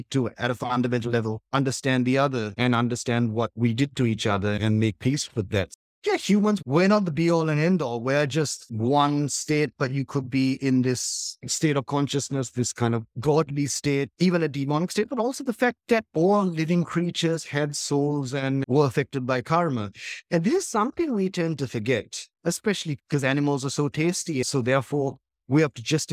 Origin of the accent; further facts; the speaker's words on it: Colombo, Western Province, Sri Lanka; English-speaking, middle-class family in Colombo during this terrible war